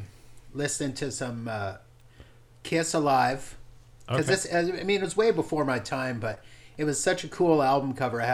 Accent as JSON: {"language": "English", "town": "Grande Prairie", "region": "Alberta", "country": "Canada", "tie": "born or raised there", "said": "I grew up in Grand Prairie"}